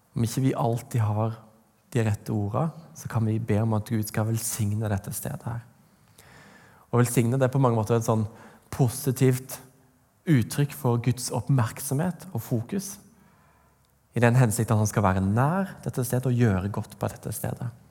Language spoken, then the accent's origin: Norwegian; Vegårshei, Agder, Norway; moved away; Jeg Kommer fra Vegårs her, på Sørlandet.